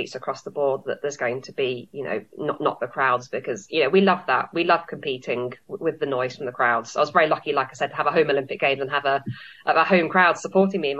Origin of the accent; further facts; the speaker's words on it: London, United Kingdom; moved away as an adult; also born or lived in Manchester; I am from London. I grew up in Southwest London originally, but then have trained in Manchester for most of my career. I'm now back in London